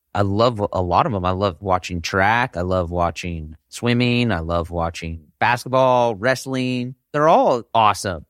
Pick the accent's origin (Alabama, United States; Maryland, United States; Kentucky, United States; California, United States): California, United States; Bay Area, Northern; I grew up in Northern California in the Bay Area region